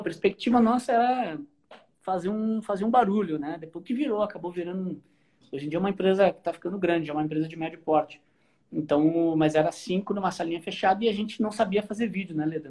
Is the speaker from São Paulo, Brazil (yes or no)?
no; Porto Alegre, Rio Grande do Sul, Brazil; no Rio Grande do Sul, sou, a gente é de Porto Alegre